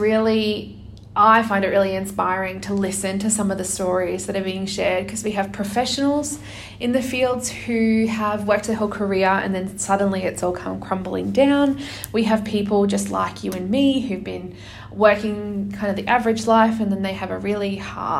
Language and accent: English; Brisbane, Queensland, Australia; my hometown of Brisbane in Australia